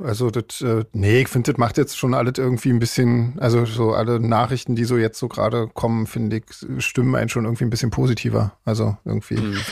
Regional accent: Switzerland; bei uns in der Schweiz

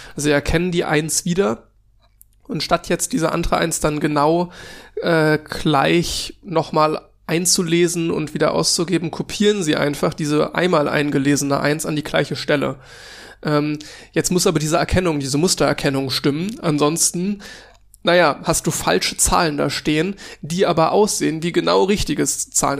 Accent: Cologne, North Rhine-Westphalia, Germany; ich komme aus Köln, deswegen Karneval

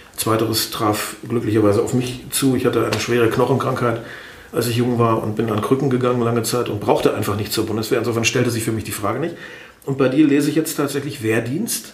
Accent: Osnabrück, Lower Saxony, Germany; also born or lived in East Germany; now in Hanover, Germany; der VfL Osnabrück, da wo ich aufgewachsen bin

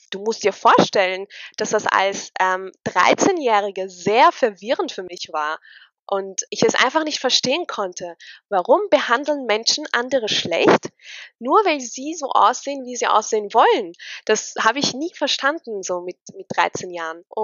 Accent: Austria; Ich bin 25 Jahre alt. Oh Gott, fühle ich mich alt. Ich bin Österreicherin mit tunesischen Wurzeln.

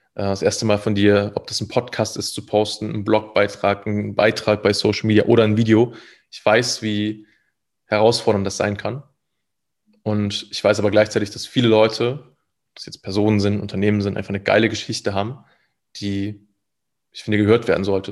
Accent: Thuringia, Germany; moved away as an adult; also born or lived in Leipzig; ich kam aus einem äh, relativ kleinen Dorf mit so 300 Einwohnern

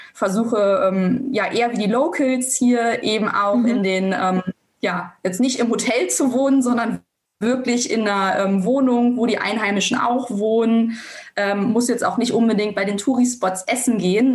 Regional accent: Germany; bei uns in Deutschland

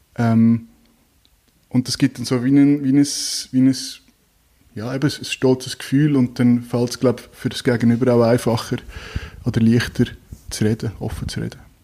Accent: Zug, Switzerland; moved away; ich bin ursprünglich aus Zug, äh, im Zug aufgewachsen

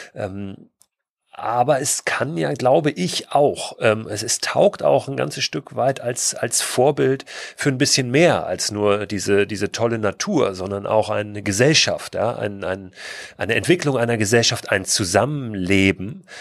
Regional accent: Germany

